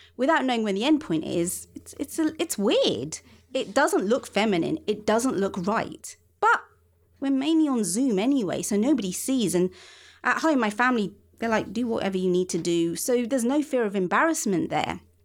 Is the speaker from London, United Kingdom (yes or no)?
yes; London, United Kingdom; I spend a lot of my teens wandering round my part of London